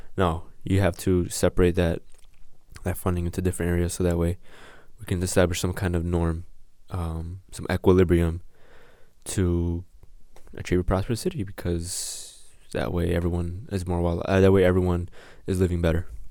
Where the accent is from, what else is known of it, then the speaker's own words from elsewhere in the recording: Chicago, Illinois, United States; Live from the south side of Chicago, uh, by the Garfield Ridge area.